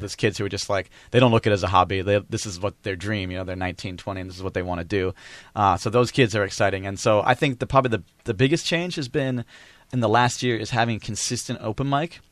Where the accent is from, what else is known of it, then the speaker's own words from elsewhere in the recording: United States; also born or lived in Kaohsiung; now in Taipei, Taiwan; I'm also from America